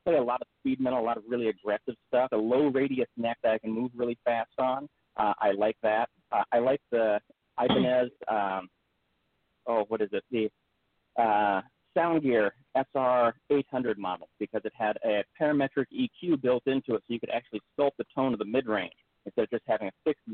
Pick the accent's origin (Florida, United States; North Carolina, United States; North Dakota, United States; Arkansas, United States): North Dakota, United States; Devils Lake; moved away; also born or lived in Grand Forks, North Dakota; I grew up in North Dakota, actually. I went to high school in Devil's Lake.